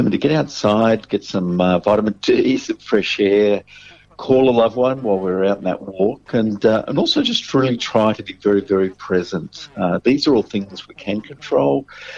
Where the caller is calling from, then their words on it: Sydney, New South Wales, Australia; I'm calling from Sydney